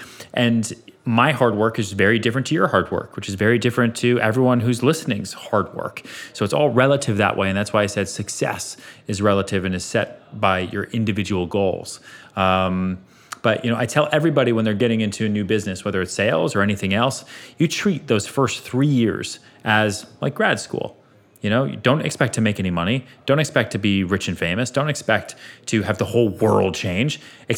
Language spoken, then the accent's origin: English; Sweden; We're both from Sweden.